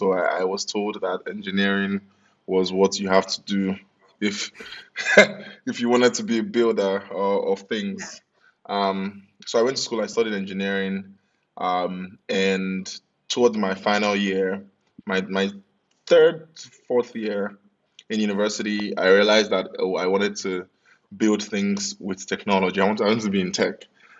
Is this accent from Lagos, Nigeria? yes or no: yes; Lagos, Nigeria; also born or lived in United Kingdom; My parents required that I moved back to Lagos to do that.